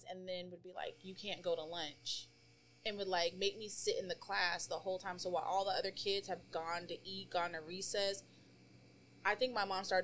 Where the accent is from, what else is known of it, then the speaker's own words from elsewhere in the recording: Colorado, United States; now in Maryland, United States; So I moved to Maryland from Colorado.